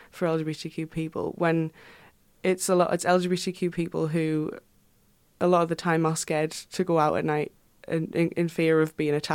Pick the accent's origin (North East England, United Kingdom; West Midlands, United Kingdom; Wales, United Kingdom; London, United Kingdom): North East England, United Kingdom; Houghton-le-Spring; I come from Houghton-le-Spring which is like a you know small town in between sunderland and durham